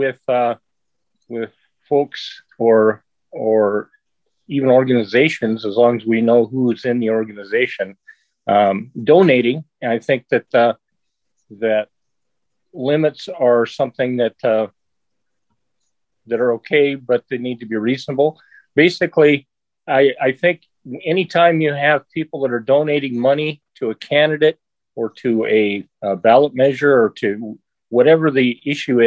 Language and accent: English; Sandy, Oregon, United States; I'm an Oregon native, and I have born and raised. I grew up out in Sandy, rural Clackamas County.